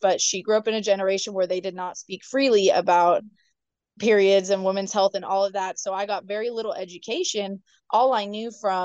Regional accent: Northwest Washington, United States; moved away; also born or lived in Provo, Utah; We grew up in Washington State, Northwest Washington

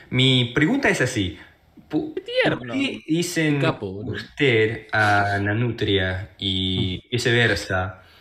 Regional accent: Japan; Spanish is a second language; y llevo un año y con nueve meses estudiando español.

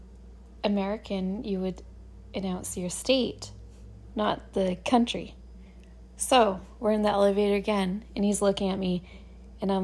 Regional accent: Canada; when you're Canadian

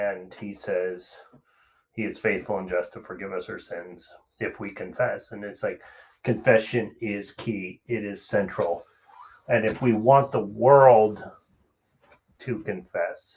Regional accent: United States; us as American Christians

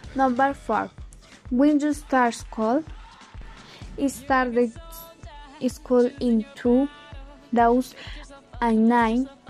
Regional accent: Bogotá, Colombia; was born in Bogota

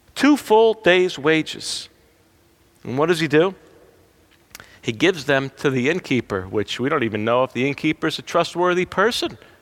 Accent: New Jersey, United States; I'm from New Jersey.

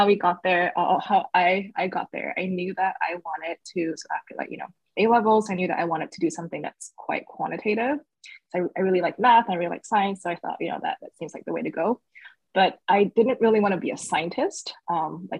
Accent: Singapore; moved away as an adult; also born or lived in Shanghai, China / New York City, United States; So I was born in Shanghai, but I did most of my formal schooling up until junior college in Singapore

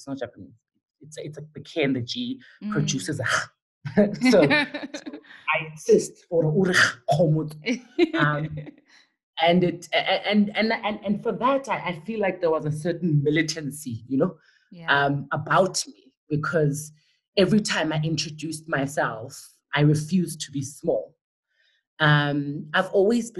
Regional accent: Soweto, Gauteng, South Africa; also born or lived in West Rand; I was raised in Dobsonville

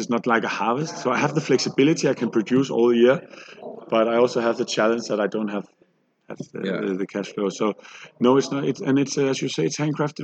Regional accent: Copenhagen, Capital Region of Denmark, Denmark; we're from Copenhagen. We do sparkling tea

